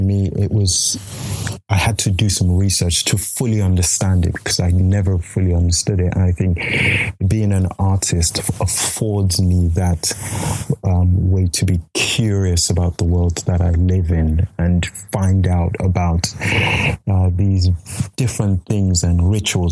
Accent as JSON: {"language": "English", "country": "Nigeria", "moved": "yes", "lives_now": "United Kingdom", "said": "a Nigerian living in the UK, as a man."}